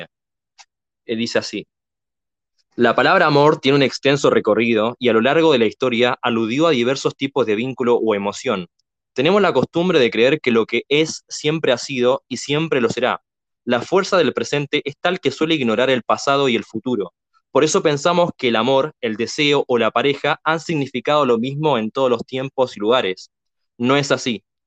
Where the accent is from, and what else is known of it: Argentina